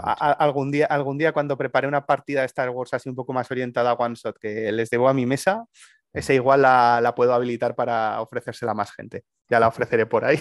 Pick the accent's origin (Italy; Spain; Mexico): Spain; Aragon; mi tierra, en Aragón